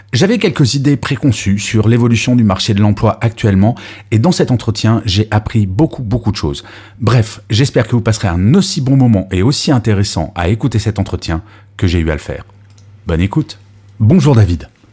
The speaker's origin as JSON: {"language": "French", "country": "France", "said": "en tant que Français"}